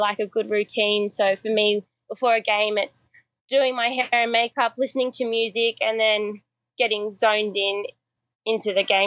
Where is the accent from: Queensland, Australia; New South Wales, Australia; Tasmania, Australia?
New South Wales, Australia; Sydney; also born or lived in Memphis, Tennessee, United States; growing up as a kid, as an Aussie